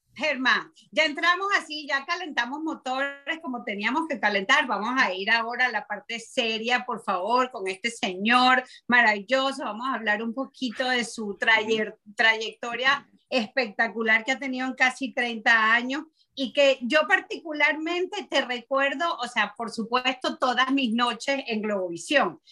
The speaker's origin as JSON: {"language": "Spanish", "country": "Venezuela", "said": "como los venezolanos que, que, que tenemos años viendo, viendo noticias, escuchando radio"}